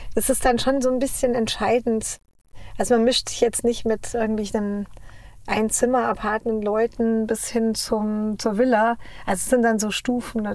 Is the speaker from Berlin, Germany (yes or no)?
no; Munich, Bavaria, Germany; moved away as an adult; now in Los Angeles, United States; Wir kommen ja aus München